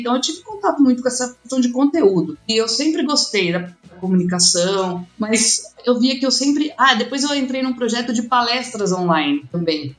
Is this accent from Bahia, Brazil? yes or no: no; Campinas, São Paulo, Brazil; moved away as an adult; now in Lavras, Brazil; Porque eu sou de Campinas